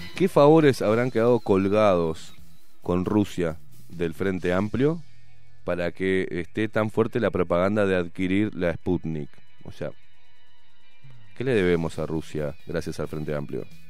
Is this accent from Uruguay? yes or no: yes; Uruguay; así somos los uruguayos de boludos